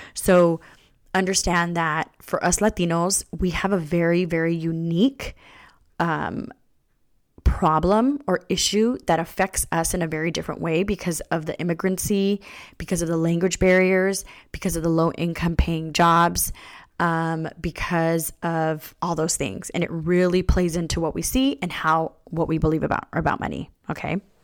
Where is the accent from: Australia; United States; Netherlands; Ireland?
United States; California; I was born here in California, my parents came here